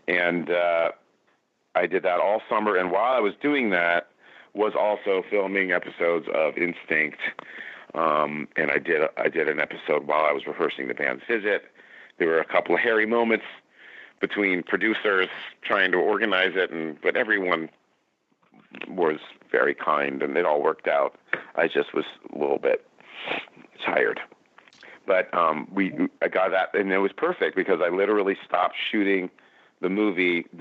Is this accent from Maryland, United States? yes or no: no; Berkeley, California, United States; moved away as an adult; also born or lived in Boston / London; I am from California, from Northern California, Berkeley, the People's Republic of Berkeley, California.